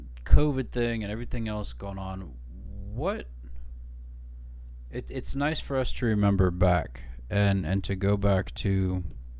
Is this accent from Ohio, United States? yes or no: yes; Ohio, United States; also born or lived in Brunswick, Georgia / Shelby, Ohio / Loudonville, Ohio; I was born in Brunswick, Georgia, but I was raised in Ohio